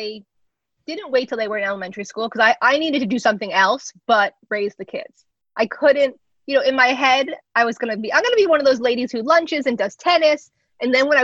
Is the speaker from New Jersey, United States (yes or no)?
yes; New Jersey, United States; I grew up in New Jersey